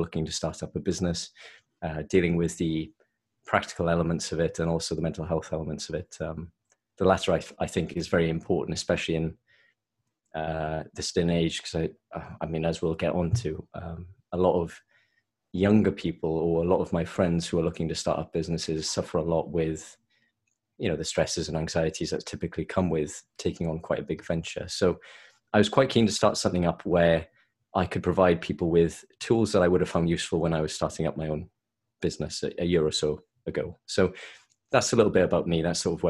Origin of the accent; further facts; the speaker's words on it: Swansea, Wales, United Kingdom; accent: Welsh; moved away as an adult; now in London, United Kingdom; No, I'm from Swansea originally, but moved to London around 5 years ago. So okay. There's a little bit of a Welsh accent left